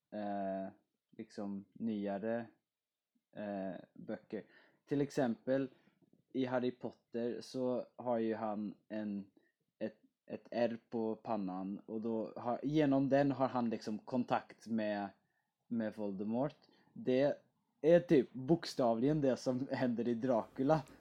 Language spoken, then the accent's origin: Swedish; Netherlands; now in Sweden; Som holländare så måste jag ju cykla överallt.